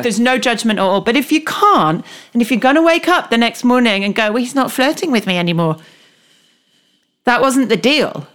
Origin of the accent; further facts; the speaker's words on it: United Kingdom; as a British person